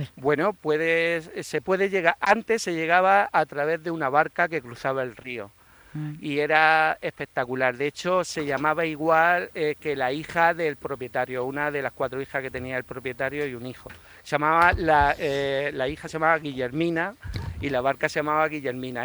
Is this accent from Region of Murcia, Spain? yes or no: yes; Cieza, Region of Murcia, Spain; yo de pequeñico, como ciezano